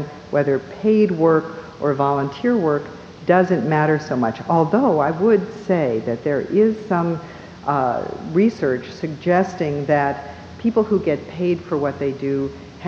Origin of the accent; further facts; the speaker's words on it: Minneapolis, Minnesota, United States; I was born in Minneapolis